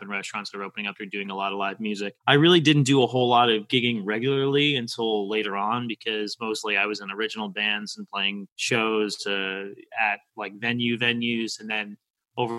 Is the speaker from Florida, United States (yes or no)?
yes; Boca Raton, Florida, United States; also born or lived in New York / Delray Beach, Florida; I lived in West Boca, moved here when I was 5 from New York. And I lived in West Boca predominantly my entire life.